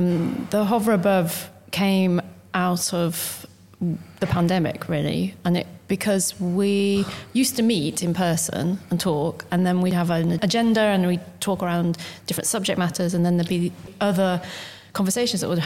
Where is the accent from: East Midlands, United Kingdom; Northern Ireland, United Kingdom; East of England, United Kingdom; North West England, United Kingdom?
East Midlands, United Kingdom; Desborough; also born or lived in Corby; I'm from Desborough